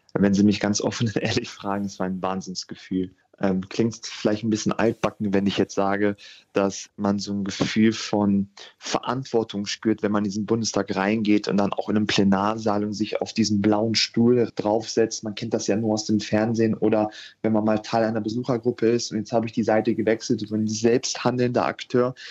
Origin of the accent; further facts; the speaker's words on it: Hanover, Lower Saxony, Germany; ich hatte das große Glück, 93 in Hannover geboren zu sein. Mhm. Das mhm. heißt, ich bin ein waschechter Hannoveraner